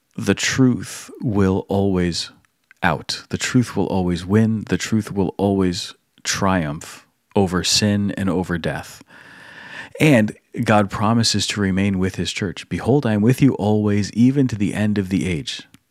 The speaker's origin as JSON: {"language": "English", "country": "United States", "said": "as an American"}